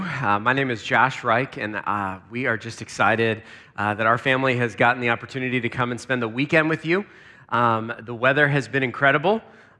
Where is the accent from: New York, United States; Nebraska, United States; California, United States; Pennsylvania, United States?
Pennsylvania, United States; Lancaster; because I grew up in Pennsylvania. In Lancaster, and so it's just great to be back in the Northeast